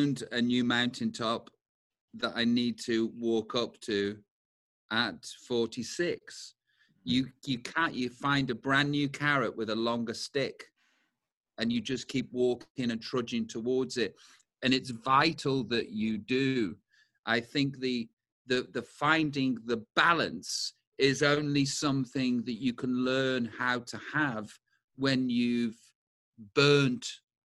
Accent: United Kingdom; As British people

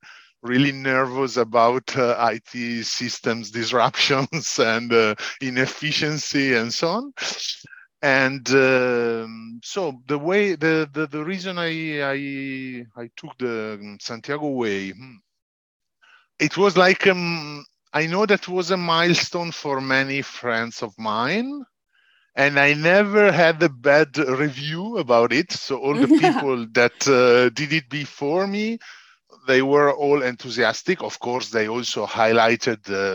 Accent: Casalpusterlengo, Lombardy, Italy; English is a second language; also born or lived in Piacenza, Italy; at 4 years old, we moved to Casal Pusterlengo, so Lombardy, the same region of Milan. So a bit up norther. And here I've been growing a lot

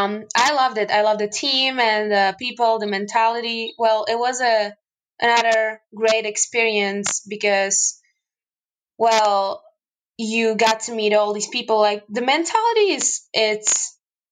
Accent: Michalovce, Košice Region, Slovakia; also born or lived in Finland; I live in the eastern part of Slovakia, Michalovce. It's my hometown.

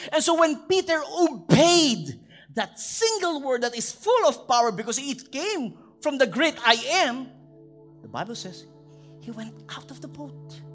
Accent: Philippines; bilang Pinoy

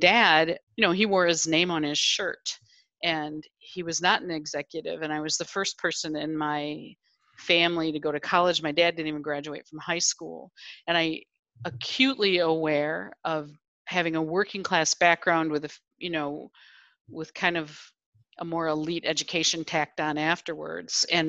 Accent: Janesville, Wisconsin, United States; I grew up in the Rust Belt in a town called Janesville

